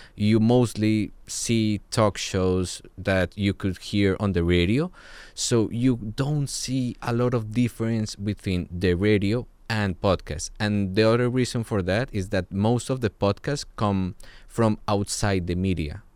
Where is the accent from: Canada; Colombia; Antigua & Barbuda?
Colombia; I'm from Colombia